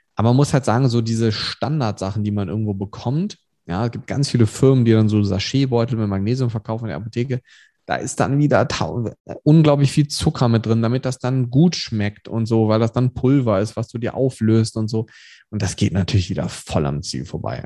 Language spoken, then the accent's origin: German; Germany; wir als Deutsche